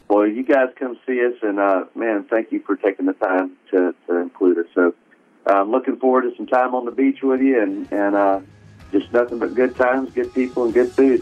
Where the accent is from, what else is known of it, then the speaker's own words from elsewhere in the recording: Conway, Arkansas, United States; moved away as an adult; also born or lived in Fayetteville, Arkansas / Farmington, Arkansas; now in Florida, United States; I was born up in Fayetteville, and we lived right outside in Farmington for a little bit, and then eventually moved down to Conway right. in Central Arkansas